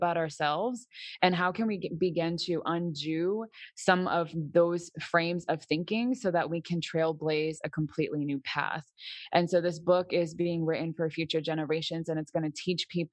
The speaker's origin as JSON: {"language": "English", "region": "Massachusetts", "country": "United States", "tie": "born or raised there", "also_born_or_lived": "New York", "moved": "yes", "lives_now": "Florida, United States", "said": "I was born in Massachusetts"}